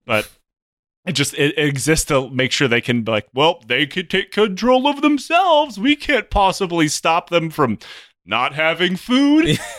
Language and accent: English; Oklahoma, United States; What's a mountain? I'm from Oklahoma.